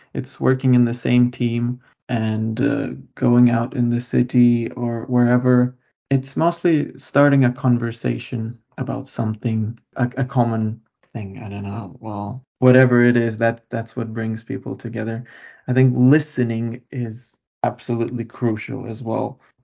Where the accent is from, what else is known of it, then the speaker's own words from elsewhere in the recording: Lithuania; moved away as an adult; now in Mikkeli, Finland; I come from Lithuania. I was born there and uh, lived there my whole life before coming here.